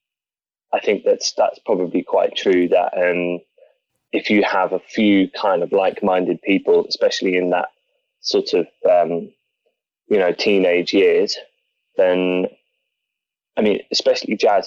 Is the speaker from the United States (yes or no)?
no; Norwich, East of England, United Kingdom; I grew up in Norwich